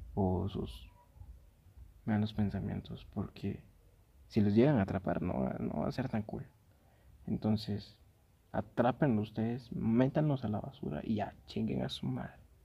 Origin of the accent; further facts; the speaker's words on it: Guatemala; Aquí en Guate, yo soy de Guate